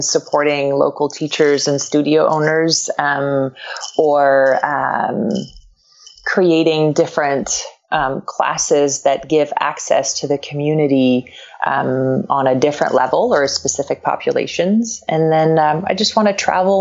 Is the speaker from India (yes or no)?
no; Quebec, Canada; first language French; English is a second language; now in Los Angeles, United States; I grew up, I'm from Quebec, and so French is a first language for me